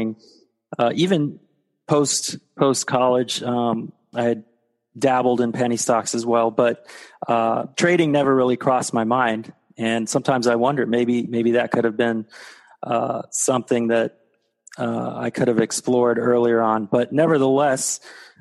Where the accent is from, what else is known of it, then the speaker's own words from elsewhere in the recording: Texas, United States; moved away; also born or lived in Florida; I grew up in Texas.